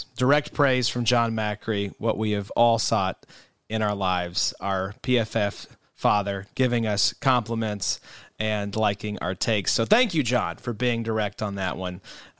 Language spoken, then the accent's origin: English; Canada; And being Canadian, I don't mind the call means that I actually do mind the call.